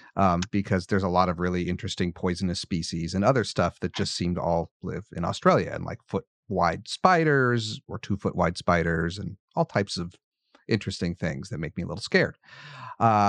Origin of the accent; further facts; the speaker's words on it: United States; Being an American, I hunt some.